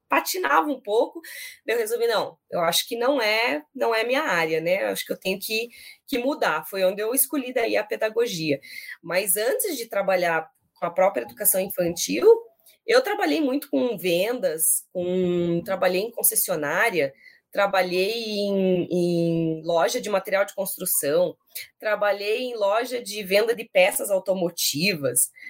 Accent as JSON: {"language": "Portuguese", "region": "São Paulo", "country": "Brazil", "tie": "born there", "also_born_or_lived": "interior of Paraná", "lives_now": "Curitiba, Brazil", "said": "sou nascida em São Paulo, morei um tempo no interior de São Paulo, esse or da gente puxado é do interior da vida, morei no interior do Paraná também, antes de vir para Curitiba, né?"}